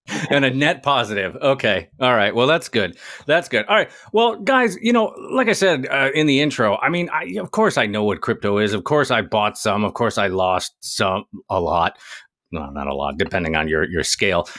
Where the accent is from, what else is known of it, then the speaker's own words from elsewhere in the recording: United States; as an American, I, I do all right with French